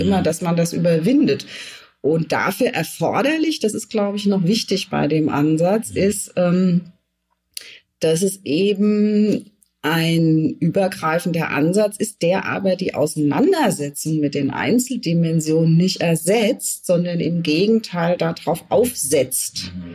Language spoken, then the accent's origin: German; Germany; also born or lived in France / Scotland; als Jugendliche war ich im Ausland mm, und wurde dort als Deutsche abgelehnt